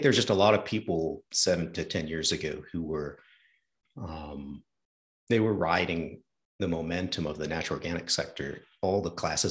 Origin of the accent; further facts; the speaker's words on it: New England, United States; I'm from New England.